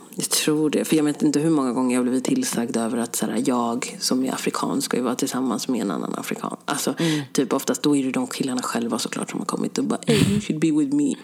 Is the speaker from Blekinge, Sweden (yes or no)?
no; Stockholm, Stockholm County, Sweden; jag är från Sverige